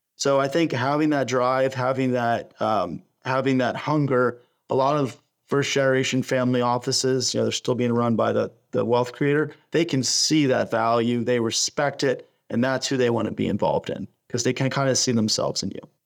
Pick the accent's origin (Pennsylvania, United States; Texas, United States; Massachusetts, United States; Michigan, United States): Pennsylvania, United States; Pittsburgh; I'm originally from Pittsburgh